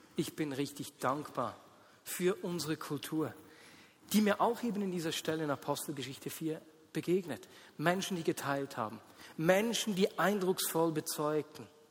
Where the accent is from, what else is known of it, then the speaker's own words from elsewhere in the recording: Switzerland; wir Schweizer